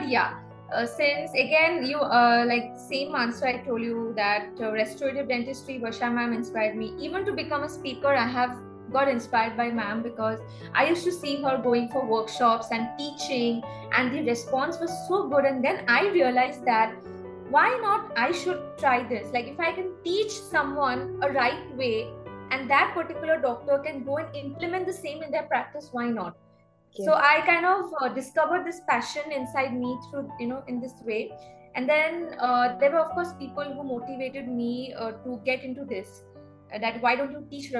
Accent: Guwahati, Assam, India; moved away as an adult; also born or lived in Bangalore; now in Mumbai, India; Guwahati, my hometown

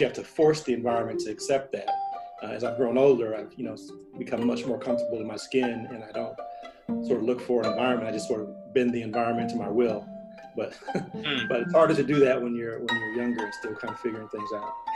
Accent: St. Louis, Missouri, United States; McDonnell Douglas in St. Louis, my hometown

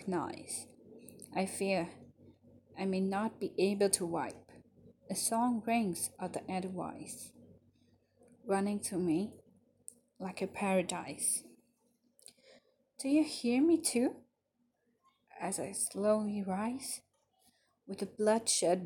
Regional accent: Ahmedabad, Gujarat, India; I'm from Ahmedabad, Gujarat.

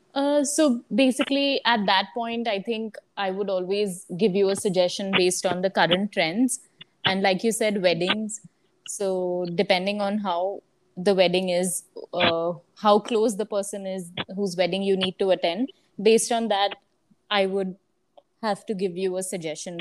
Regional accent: Surat, Gujarat, India; moved away as an adult; also born or lived in Mumbai / Pune; i slowly started setting up my own team in my hometown surat

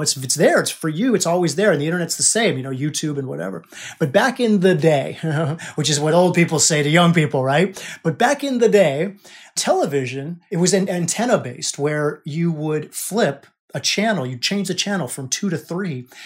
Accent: United States; I was born in America, right? I'm an American.

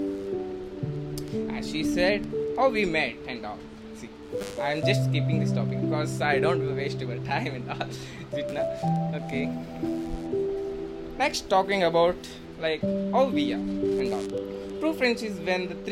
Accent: Bangalore, Karnataka, India; from Bangalore.

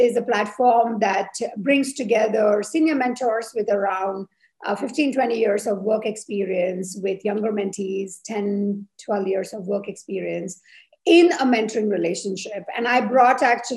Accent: India; moved away as an adult; now in Switzerland; I'm of Indian origin. I'm a biomedical engineer. I have lived now in Switzerland for 20 years.

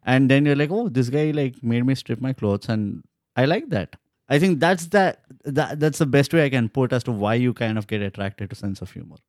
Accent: India; We are just Indians

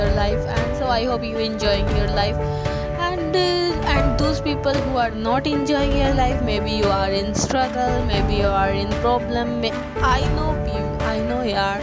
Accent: Haryana, India; I'm from Haryana

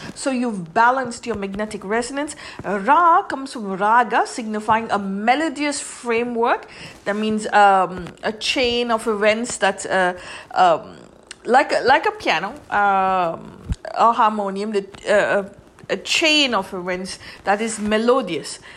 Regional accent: India; in English we are called Indian.

